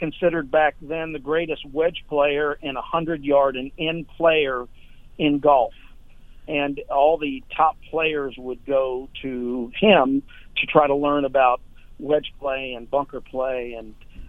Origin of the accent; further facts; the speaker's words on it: King of Prussia, Pennsylvania, United States; moved away as an adult; also born or lived in Florida; I grew up in Philadelphia, King of Prussia.